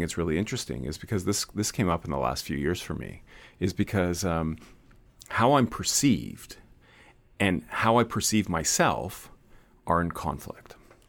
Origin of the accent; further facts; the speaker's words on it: Canada; I don't identify with a regular white person and the experiences of growing up in Canada. I'm a first-generation Canadian